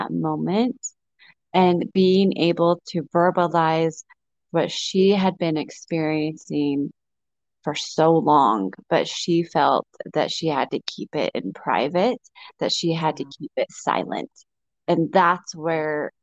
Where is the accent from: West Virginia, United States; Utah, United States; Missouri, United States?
Utah, United States; my home state of Utah